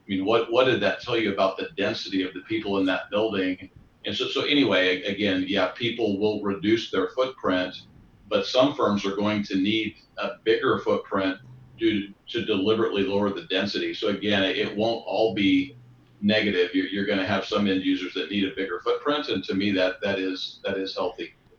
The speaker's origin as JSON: {"language": "English", "region": "Texas Gulf Coast", "country": "United States", "tie": "born or raised there", "moved": "yes", "said": "I grew up on the on the Texas Gulf Coast, and so that's it's hurricane country"}